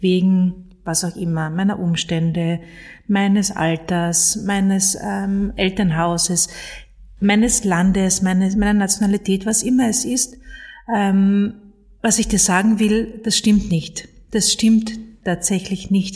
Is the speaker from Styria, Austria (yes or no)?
no; Carinthia, Austria; ich bin in Kärnten aufgewachsen, im Süden von Österreich